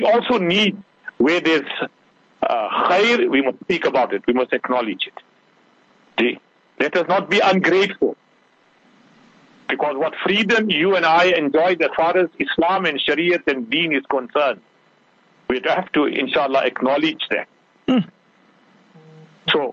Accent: South Africa; we are proudly South African.

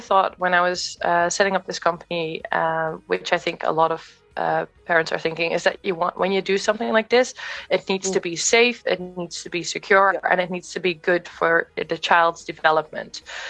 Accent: Netherlands; moved away; also born or lived in Australia / London / Kenya / America; I'm originally from the Netherlands, but I've lived abroad in many countries. So in Australia, in London, in Kenya, in America.

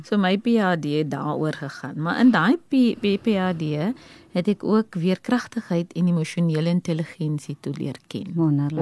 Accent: Eastern Cape, South Africa; ek is van die Oos-Kaap oorspronklik en daar het ek in 'n gesin van 6 groot geword

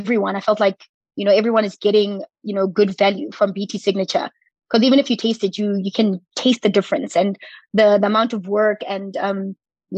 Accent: Potchefstroom, North West, South Africa; up the road from where I grew up in Potchefstroom

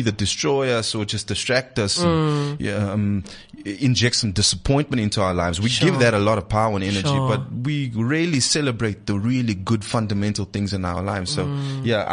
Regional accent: South Africa; being South African

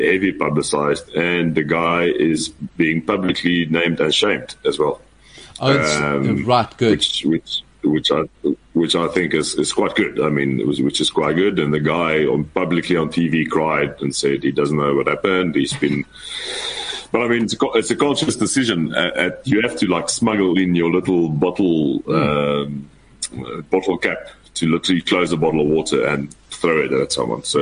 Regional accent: South Africa; as a South African, we're not allowed to do that.

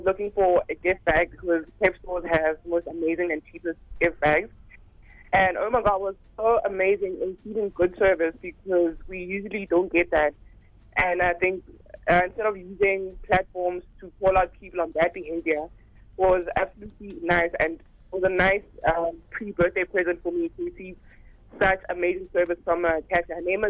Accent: Johannesburg, Gauteng, South Africa; I'm from Johannesburg

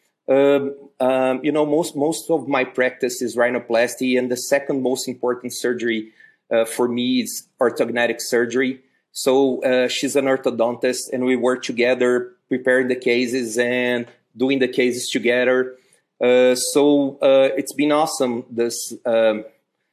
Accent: Uberlândia, Minas Gerais, Brazil; also born or lived in United States; My father came to Uberlândia in 1979, in January. I was born in October.

